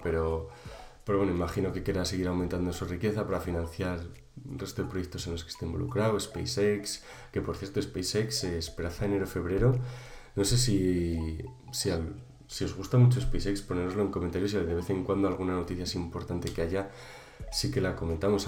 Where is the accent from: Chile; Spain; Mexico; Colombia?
Spain; Valladolid, Castile and León; yo que soy de Valladolid